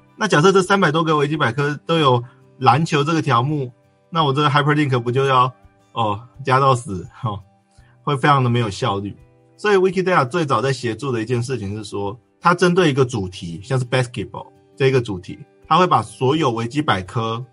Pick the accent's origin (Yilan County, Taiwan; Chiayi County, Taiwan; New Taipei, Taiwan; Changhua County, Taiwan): New Taipei, Taiwan; Sanxia; 我就是三峡那边土生土长的人